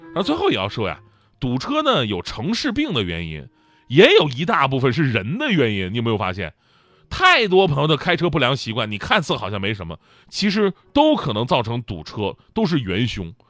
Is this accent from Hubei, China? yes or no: no; Changchun, Jilin, China; now in Beijing, China; 我的家乡吉林长春